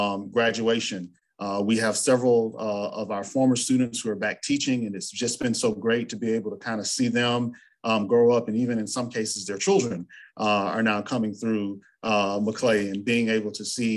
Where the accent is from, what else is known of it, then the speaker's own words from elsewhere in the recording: Apopka, Florida, United States; also born or lived in Tallahassee, Florida; I'm originally from Apopka, Florida, which is northwest of Orlando.